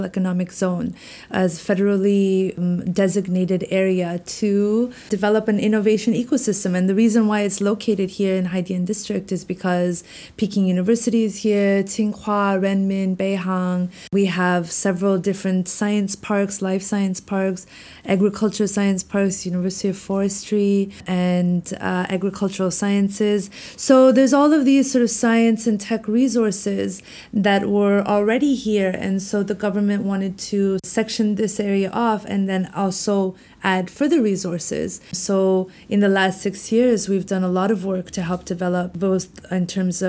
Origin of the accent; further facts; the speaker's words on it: Canada; moved away as an adult; also born or lived in Washington, D.C.; now in Beijing, China; I'm Canadian, Pakistani descent. So I was born in Canada, but my parents are Pakistani. So I was very much grew up in a Pakistani home. But I went to school in Canada.